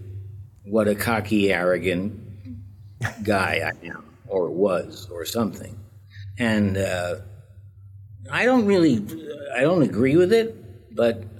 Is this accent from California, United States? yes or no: no; New York City, New York, United States; also born or lived in Queens; I was born in Brooklyn to a very activist family